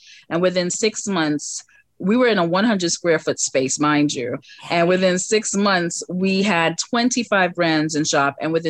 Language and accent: English; New York City, New York, United States; Downtown Brooklyn.